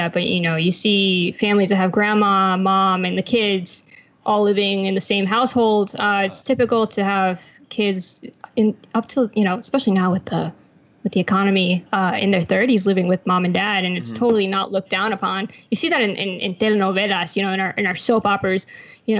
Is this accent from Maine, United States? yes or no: no; Suffolk County, Long Island, New York, United States; now in Florida, United States; I was raised in Suffolk County, the south side. By the Great South Bay area